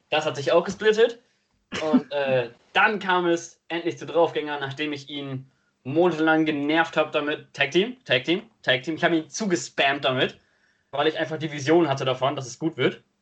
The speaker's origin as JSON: {"language": "German", "region": "Northern Germany", "country": "Germany", "said": "Ähm, wir kommen aus Norddeutschland, sind auch hier bei den Promotions beheimatet."}